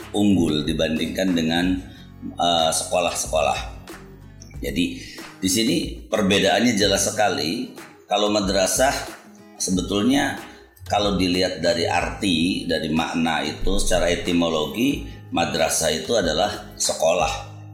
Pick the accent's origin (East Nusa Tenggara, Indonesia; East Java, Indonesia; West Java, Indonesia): West Java, Indonesia; Cirebon; also born or lived in Jakarta; saya dilahirkan di Cirebon